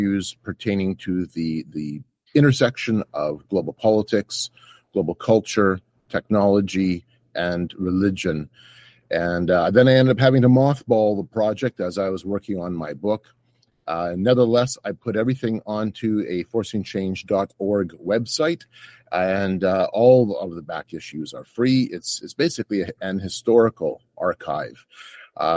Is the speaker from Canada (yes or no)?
yes; Canada; I'm from Canada